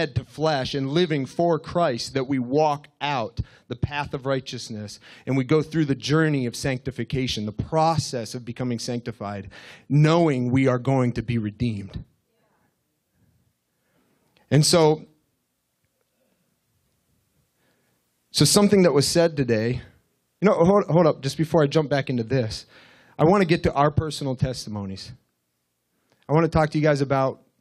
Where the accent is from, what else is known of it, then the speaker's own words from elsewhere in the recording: Russell, United States; I'm from Russell